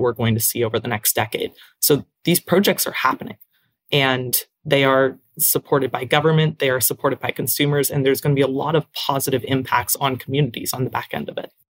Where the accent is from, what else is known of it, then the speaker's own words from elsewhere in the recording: Hamilton, Ontario, Canada; I'm from Hamilton in Canada, in Ontario. It's a big steel town